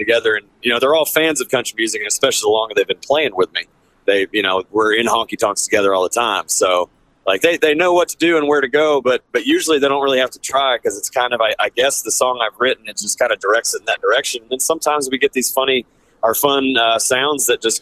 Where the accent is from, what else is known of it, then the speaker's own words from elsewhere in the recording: Deep South, United States; I'm from the Deep South, and I grew up listening to this kind of music